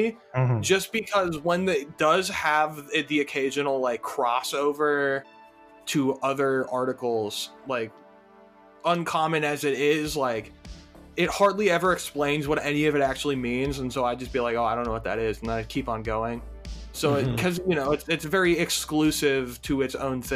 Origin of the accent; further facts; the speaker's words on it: Ohio, United States; because I grew up in Ohio